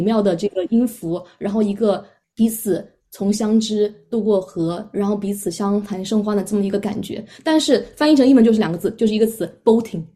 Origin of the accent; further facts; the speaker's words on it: China; now in Melbourne, Australia; 我是一个中国人